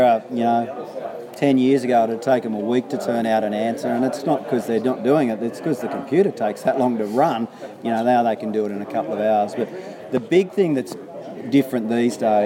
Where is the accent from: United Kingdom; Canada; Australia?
Australia; New South Wales; I come from New South Wales.